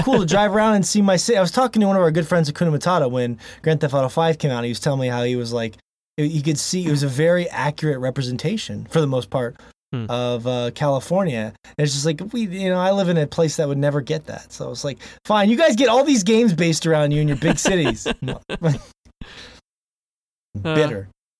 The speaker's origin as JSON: {"language": "English", "town": "Maracaibo", "region": "Zulia", "country": "Venezuela", "tie": "born or raised there", "said": "which feature my city of Maracaibo. In my hometown from Venezuela."}